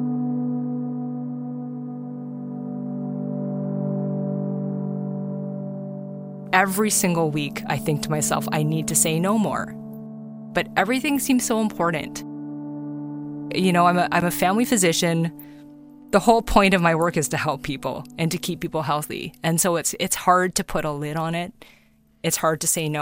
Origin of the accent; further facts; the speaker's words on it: Toronto, Ontario, Canada; I was born in Toronto and I love living in this country.